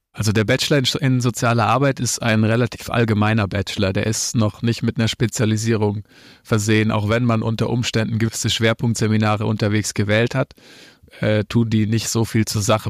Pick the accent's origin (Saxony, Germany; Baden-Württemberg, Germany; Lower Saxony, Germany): Baden-Württemberg, Germany; near Reutlingen; moved away as an adult; now in Cologne, Germany; Ich bin, äh, aus Baden-Württemberg, geboren in, äh, einem kleinen Ort neben Reutlingen, so heißt die Stadt, und wohne jetzt in Köln